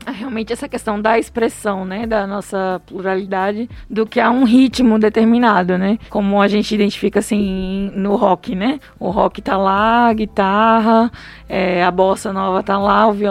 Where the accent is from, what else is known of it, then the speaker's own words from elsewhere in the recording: Brazil; faz parte da minha identidade enquanto brasileiro.